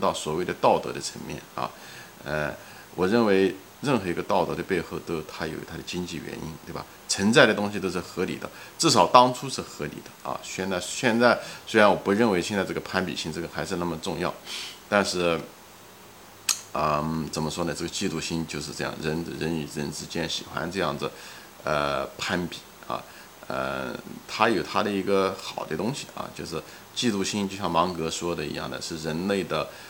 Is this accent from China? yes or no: yes; China; moved away; 我们中国人